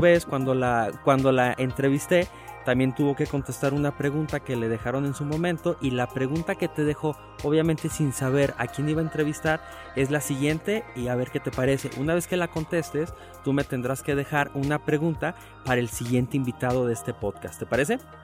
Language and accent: Spanish; Aguascalientes, Mexico; somos muchos los que obviamente somos oriundos de Aguascalientes